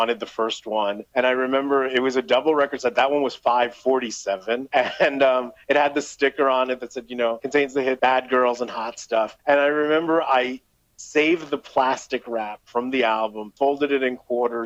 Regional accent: Elizabeth, New Jersey, United States; I was old enough to go to downtown Elizabeth, my hometown

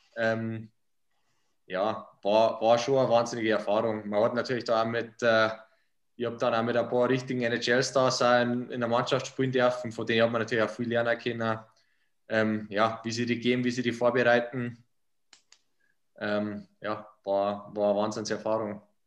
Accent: Bad Heilbrunn, Bavaria, Germany; Bad Herbrunn, wo ich herkomme

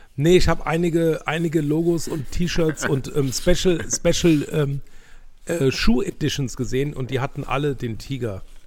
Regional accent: Germany; wir als Deutsche

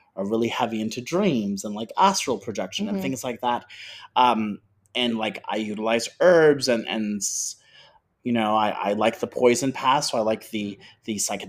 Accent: South Florida, United States; I grew up in South Florida.

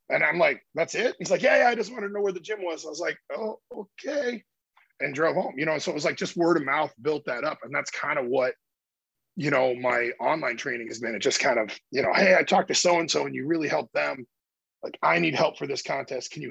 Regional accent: Iowa, United States; moved away; my hometown back in Iowa

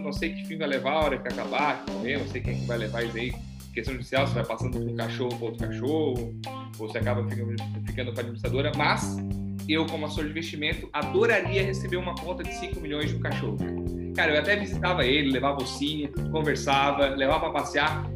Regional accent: Brazil; A gente é brasileiro

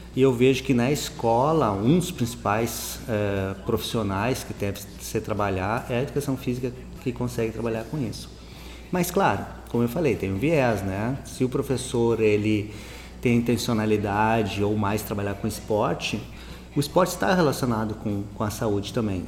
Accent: Santa Maria, Rio Grande do Sul, Brazil; eu sou de Santa Maria

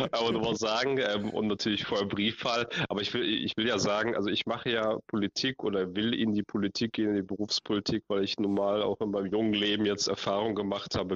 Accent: Ukraine; Jetzt komme ich aus der Ukraine, ähm, bin zur Hälfte Hälfte habe ich eben jüdische Wurzeln, ein Viertel russisch, ein Viertel ukrainisch.

